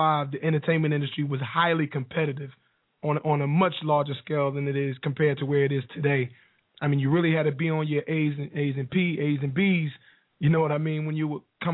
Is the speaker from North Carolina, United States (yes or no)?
yes; North Carolina, United States; also born or lived in New Jersey; I'm from North Carolina. Used to live in New Jersey.